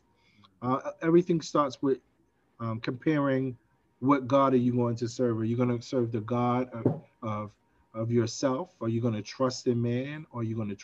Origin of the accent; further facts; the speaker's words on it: New York City, New York, United States; I grew up in Brownsville Projects, where it is infamous for a crime today, this day, and has been so for years